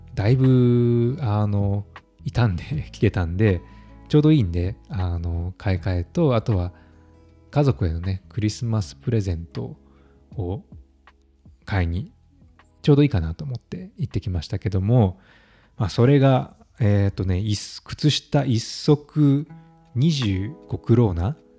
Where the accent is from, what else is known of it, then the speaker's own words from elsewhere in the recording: Kansai, Japan; now in Stockholm, Sweden; 私は関西出身なので子供の頃から漫才や吉本新喜劇などを見て育ちました